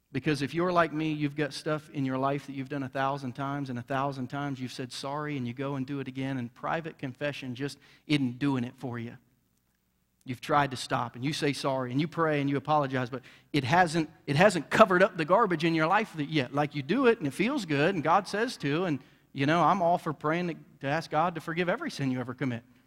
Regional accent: Bainbridge, Ohio, United States; now in Jackson County, Missouri, United States; I grew up in southern Ohio in a redneck town, um, you know, and, and just was an old country boy from Bainbridge, Ohio.

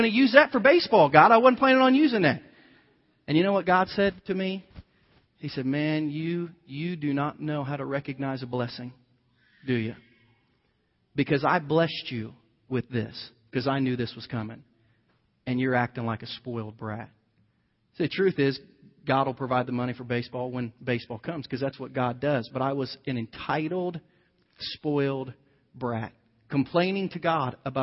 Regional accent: United States; as an American like you

